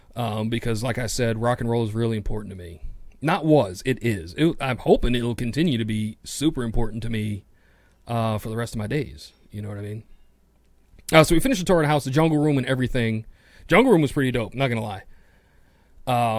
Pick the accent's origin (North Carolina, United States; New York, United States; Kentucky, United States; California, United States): New York, United States; New York City; I'm a city kid. I'm from New York City